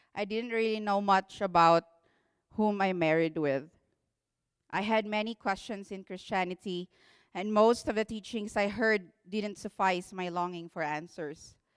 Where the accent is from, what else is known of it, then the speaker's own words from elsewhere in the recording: Philippines; English is a second language; moved away; I'm a Filipino, so please be patient with my English